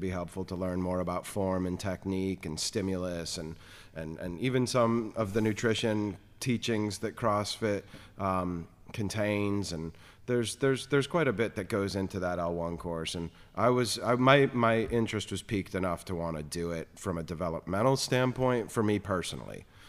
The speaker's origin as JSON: {"language": "English", "region": "South Florida", "country": "United States", "tie": "born or raised there", "moved": "yes", "said": "growing up in South Florida"}